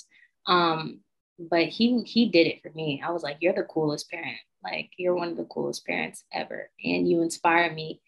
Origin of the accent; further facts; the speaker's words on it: Binghamton, New York, United States; moved away as an adult; now in Los Angeles, United States; I grew up in a really small town, Binghamton, New York, which was upstate New York